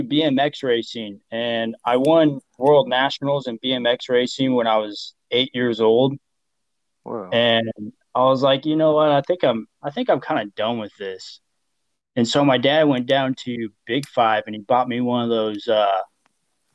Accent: Oakdale, California, United States; I grew up in Oakdale, California

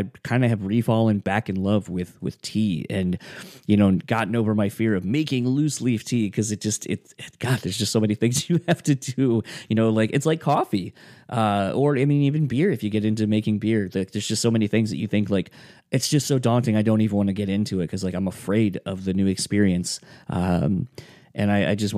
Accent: Kalamazoo, Michigan, United States; now in Grand Rapids, United States; where I grew up in Kalamazoo

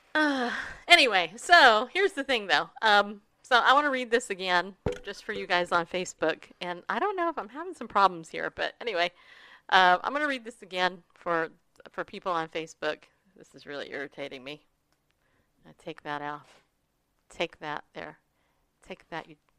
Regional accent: United States; especially as an American

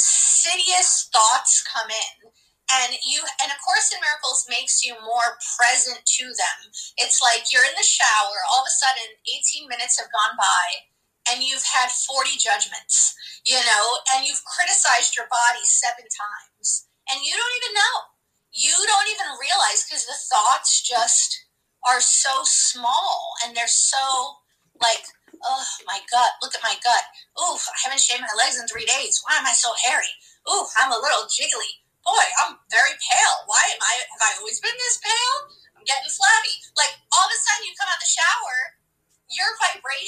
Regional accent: New York City, New York, United States; I am where I grew up in Brooklyn. I am half Puerto Rican, half Hungarian.

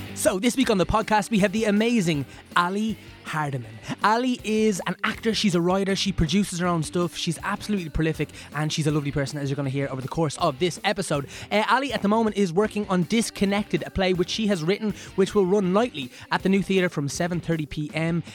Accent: Ireland; I'm Irish

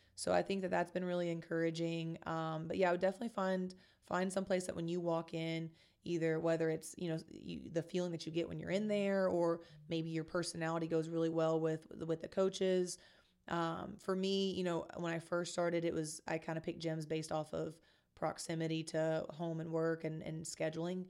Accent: Kentucky, United States; moved away as an adult; also born or lived in Columbus / Chicago; now in San Antonio, United States; I originally grew up in a small town in Kentucky

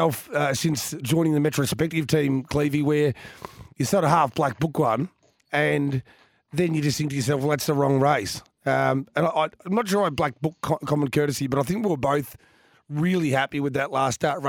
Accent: Geelong, Victoria, Australia; I grew up in Geelong

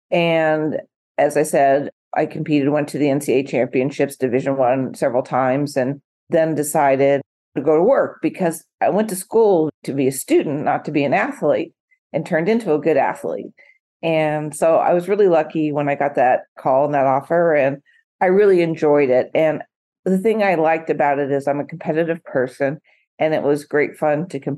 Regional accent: West Coast, United States; So I grew up in the West Coast.

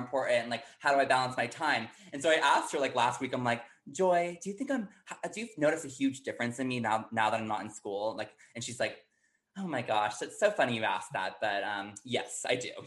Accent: Houston, Texas, United States; moved away as an adult; now in New York City, United States; I grew up in Houston, Texas

